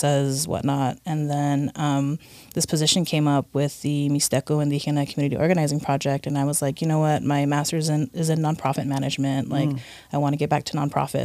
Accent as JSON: {"language": "English", "town": "Oxnard", "region": "California", "country": "United States", "tie": "born or raised there", "said": "I'm from Oxnard. I grew up in Oxnard"}